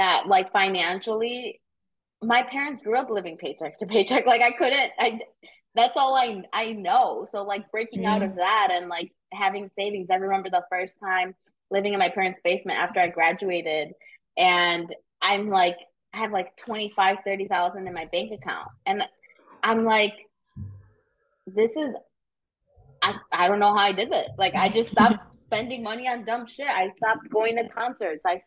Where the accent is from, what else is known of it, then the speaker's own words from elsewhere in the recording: Aurora, Illinois, United States; now in Chicago, United States; I'm from Aurora, so west suburbs of Chicago